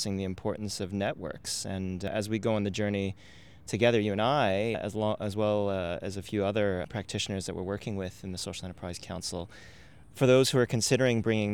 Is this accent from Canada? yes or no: yes; Canada; now in Australia; I'm from Canada